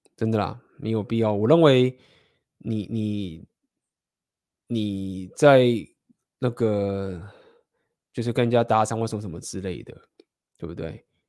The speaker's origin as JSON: {"language": "Chinese", "country": "Taiwan", "also_born_or_lived": "Spain", "said": "我们台湾人"}